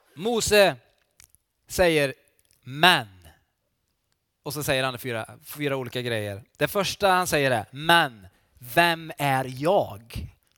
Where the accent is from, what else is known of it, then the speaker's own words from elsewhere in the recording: Falköping, Västra Götaland, Sweden; now in Varberg, Sweden; jag är ju västgöte från början kan jag säga också. Jag kommer från Falköping